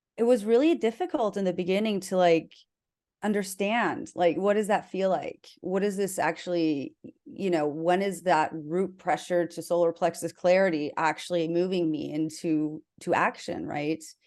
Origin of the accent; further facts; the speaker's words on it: South Dakota, United States; I was raised in South Dakota, which is in the middle of the Bible Belt